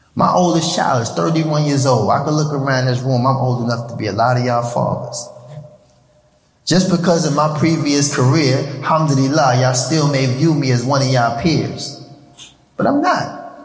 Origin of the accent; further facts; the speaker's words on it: New York City, New York, United States; I was born in New York City, raised in Harlem.